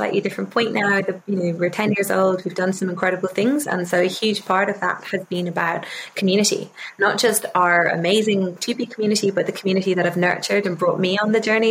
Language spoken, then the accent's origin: English; Ireland; also born or lived in London, United Kingdom; My dad is English, so I grew up half in London, half in the UK in London and half in Ireland